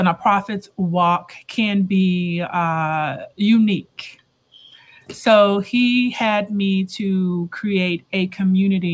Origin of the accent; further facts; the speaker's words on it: Houston, Texas, United States; moved away as an adult; also born or lived in Atlanta, Georgia; I'm originally from Houston. But lived in Atlanta for the past 20 years and recently relocated back to Houston